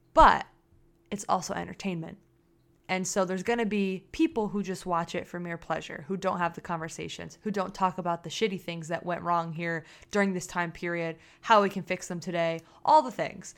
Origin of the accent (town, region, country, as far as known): United States